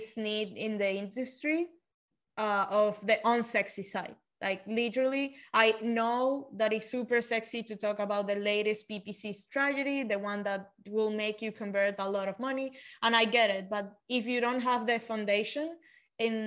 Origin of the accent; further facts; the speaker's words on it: Venezuela; moved away as an adult; now in United States; So I was born and grew up in Venezuela. I moved to the States 5 years ago.